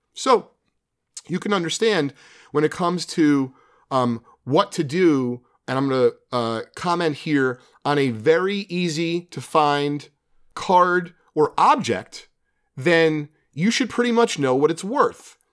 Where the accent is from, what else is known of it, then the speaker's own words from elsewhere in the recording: New Jersey, United States; being a kid, growing up in Jersey